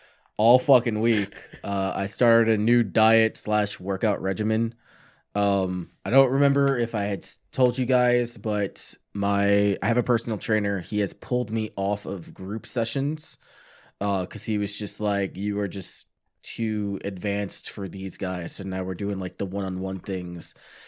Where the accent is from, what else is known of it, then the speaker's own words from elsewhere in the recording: New York, United States; I'm from New York, man. Pizza and bagels, yeah, and all that shit.